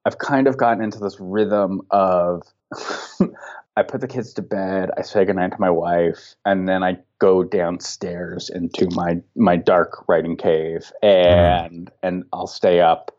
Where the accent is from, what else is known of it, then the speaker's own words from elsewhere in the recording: San Fernando and San Gabriel Valley, California, United States; I grew up in the San Fernando and San Gabriel Valley. So it was like, this is my home